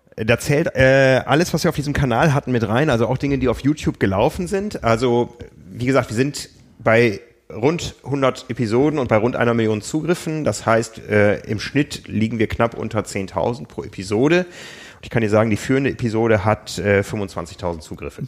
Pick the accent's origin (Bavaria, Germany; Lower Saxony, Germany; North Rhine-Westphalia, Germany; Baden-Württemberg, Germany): Lower Saxony, Germany; Osnabrück; moved away; von Osnabrück, von meiner Heimatstadt